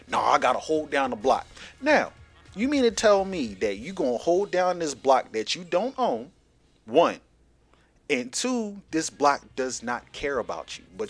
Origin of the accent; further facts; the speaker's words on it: Philadelphia, Pennsylvania, United States; also born or lived in Texas; I'm from Philly. And they would hear my accent, my dad's accent, my mom's accent.